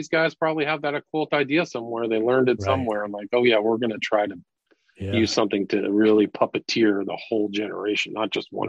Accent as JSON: {"language": "English", "region": "California", "country": "United States", "tie": "born or raised there", "said": "I grew up in Northern California, and some of those concerts were just paganistic drug frenzies."}